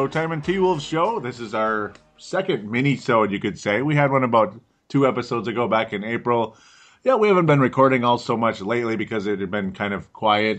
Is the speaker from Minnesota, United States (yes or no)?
yes; Golden Valley, Minnesota, United States; accent: Minnesota; I've got a Minnesota accent. I'm from Golden Valley, Minnesota.